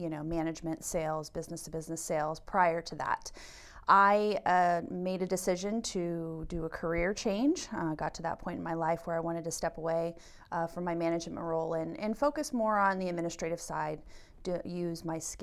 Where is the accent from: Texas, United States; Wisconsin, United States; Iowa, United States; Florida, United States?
Florida, United States; Jacksonville; moved away as an adult; now in Berks County, United States; I'm originally from Jacksonville, Florida, but we have lived here for 20 years